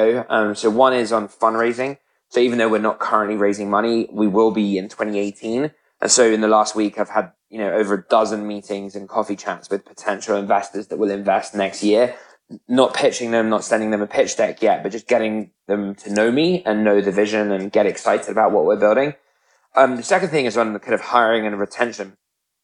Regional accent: United Kingdom; moved away as an adult; now in United States

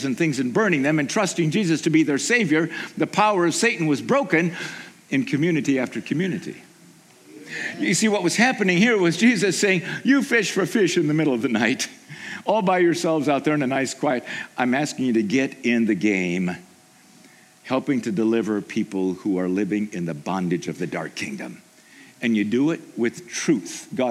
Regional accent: Haiti; moved away; I grew up in Haiti

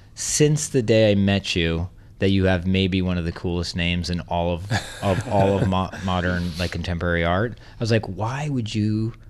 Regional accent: New York City, New York, United States; also born or lived in Westchester; New York City and the suburbs, Westchester.

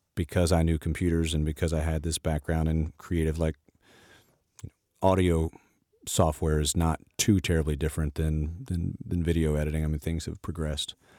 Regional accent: the South, United States; I grew up in the South, and my mother was the minister of music at our church

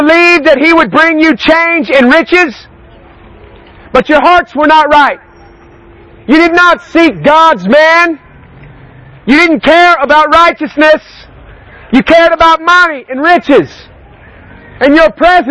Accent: United States; I come from the United States

